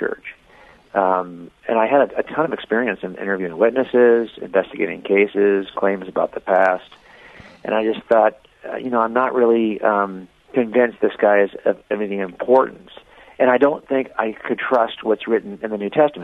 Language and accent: English; Los Angeles County, Southern California, United States; born or raised there